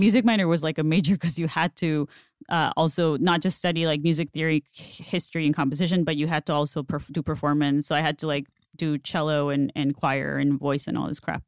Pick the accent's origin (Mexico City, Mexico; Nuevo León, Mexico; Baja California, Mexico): Baja California, Mexico; Mexicali; first language Spanish; English is a second language; moved away as an adult; also born or lived in San Diego; now in Los Angeles, United States; in Mexicali, like, in my hometown